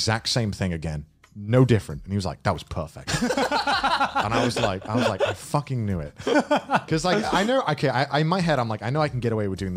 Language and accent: English; England, United Kingdom; accent: English, not received pronunciation; my accent is English, right? But it's not received pronunciation